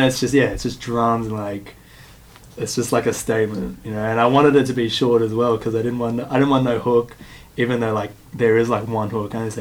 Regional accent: Ashfield, New South Wales, Australia; I'm from Ashfield

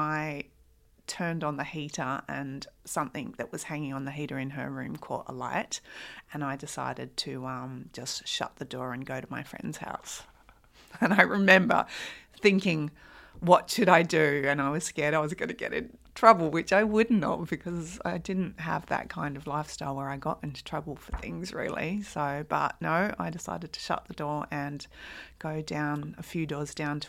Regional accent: Adelaide, South Australia, Australia; born there; I was born in Adelaide.

